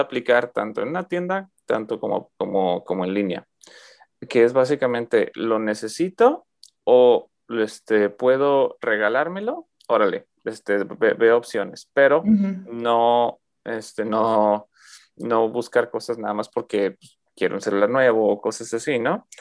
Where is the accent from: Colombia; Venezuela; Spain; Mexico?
Mexico; moved away as an adult; ya me salí de México hace casi seis años ya